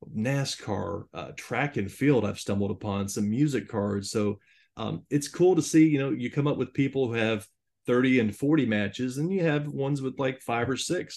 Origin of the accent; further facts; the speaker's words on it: Jacksonville, Florida, United States; I'm from the Jacksonville, Florida area